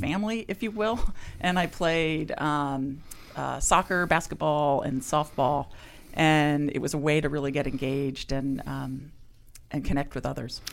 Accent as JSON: {"language": "English", "region": "California", "country": "United States", "tie": "born or raised there", "also_born_or_lived": "Ohio", "said": "I grew up in, uh, California"}